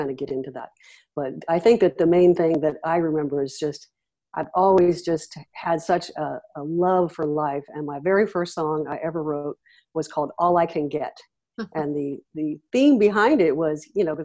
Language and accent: English; Los Angeles, California, United States; I grew up in Los Angeles and then moved to Northern California at 16.